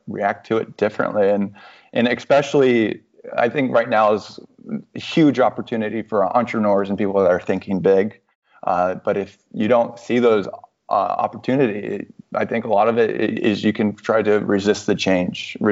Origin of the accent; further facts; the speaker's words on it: Orlando, Florida, United States; moved away as an adult; also born or lived in New York / St. Louis / Chicago / Denver; I was born in Orlando